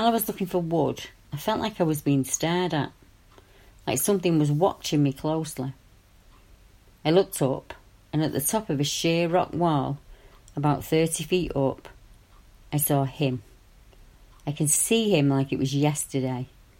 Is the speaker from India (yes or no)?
no; Colorado, United States; I grew up in Boulder County. My parents quit farming in the northeast and moved to Longmont in 1960.